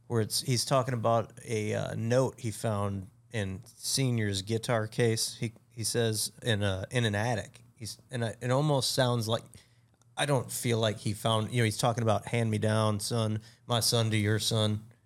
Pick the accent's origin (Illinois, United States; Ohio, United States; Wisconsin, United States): Illinois, United States; Chicago; We're from absolutely know, the Chicagoland area, and ever since I was in my teens